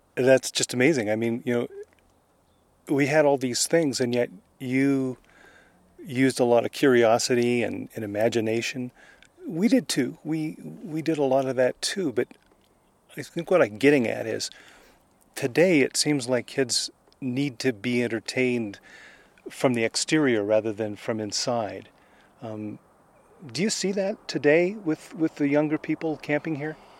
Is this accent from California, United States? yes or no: yes; Los Angeles, California, United States; I grew up in Los Angeles